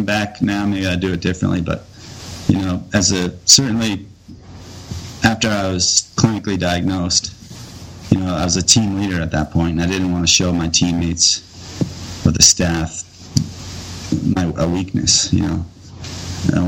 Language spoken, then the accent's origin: English; United States; born or raised there